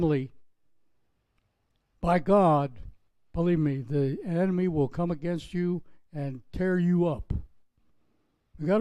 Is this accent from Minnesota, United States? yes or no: no; Pennsylvania, United States; now in Florida, United States; Pennsylvania, my home state, came from